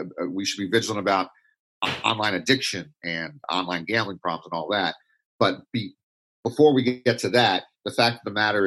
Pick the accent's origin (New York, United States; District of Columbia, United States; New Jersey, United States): District of Columbia, United States; Washington; I grew up in Washington, D.C.